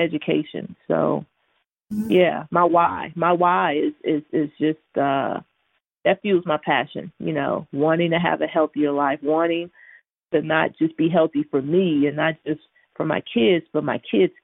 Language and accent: English; Houston, Texas, United States; moved away; I'm from Houston, Texas originally, and so I'm the baby of eight